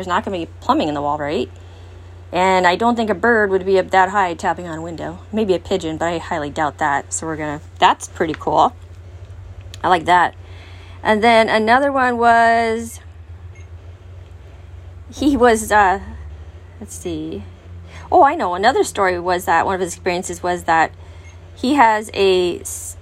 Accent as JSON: {"language": "English", "region": "California", "country": "United States", "moved": "yes", "lives_now": "Wisconsin, United States", "said": "I'm originally from California and earthquakes and all that. Even though I'm in Wisconsin"}